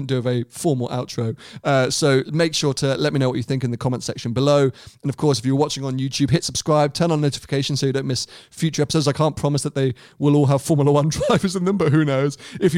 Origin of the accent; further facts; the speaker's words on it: Monaco; growing up in Monaco, you are literally surrounded by Ferraris because they are every other car.